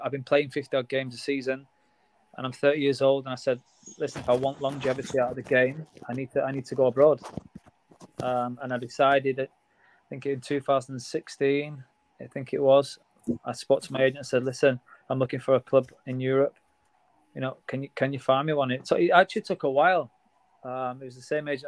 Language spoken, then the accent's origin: English; Blackburn, North West England, United Kingdom; I'm from Blackburn